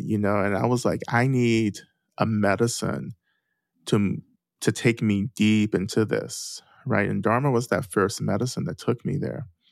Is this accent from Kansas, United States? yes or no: no; North Georgia, United States; I grew up in the South, right, in North Georgia